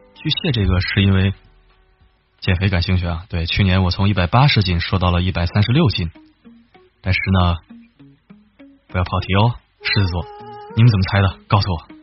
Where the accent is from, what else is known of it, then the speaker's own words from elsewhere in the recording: Hailar, Inner Mongolia, China; moved away; also born or lived in Yakeshi; 呼伦贝尔我老家啊